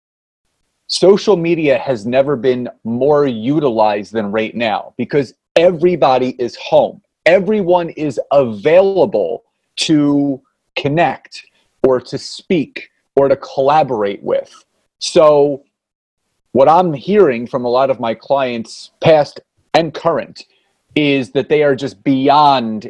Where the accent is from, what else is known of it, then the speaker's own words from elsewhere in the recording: Philadelphia, Pennsylvania, United States; now in Marlton, United States; So born and raised in Philadelphia, Pennsylvania, now live in Southern New Jersey in Marlton